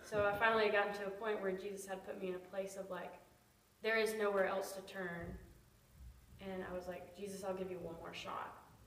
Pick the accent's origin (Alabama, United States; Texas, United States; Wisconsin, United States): Alabama, United States; I'm from Alabama.